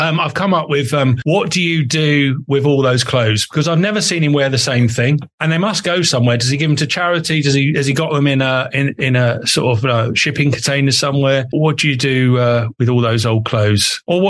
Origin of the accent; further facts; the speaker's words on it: Epping Forest, East of England, United Kingdom; I grew up in Epping Forest, and I went to a school called Forest School